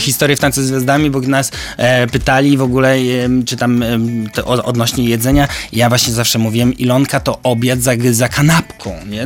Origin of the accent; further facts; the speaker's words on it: Koszalin, West Pomeranian Voivodeship, Poland; ja wywodzę się z małego miasta Koszalina